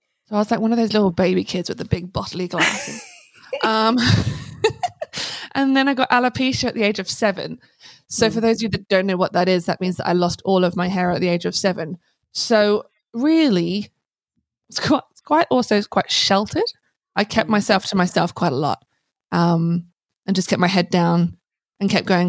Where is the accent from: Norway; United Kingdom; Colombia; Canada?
United Kingdom; Hazlemere, South East England; moved away as an adult; now in Australia; Originally a little village called Hazelmere in Buckinghamshire in England